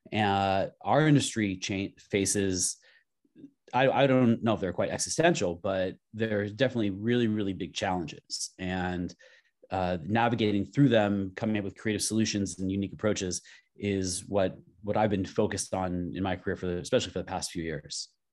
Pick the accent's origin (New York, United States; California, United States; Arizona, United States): California, United States; Los Angeles; now in San Francisco, United States; I'm, I'm from Los Angeles. I live in San Francisco now